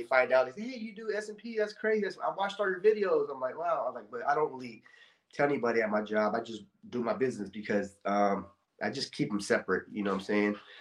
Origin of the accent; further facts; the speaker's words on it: Bay Area, California, United States; now in Stockton, United States; I grew up actually in the Bay Area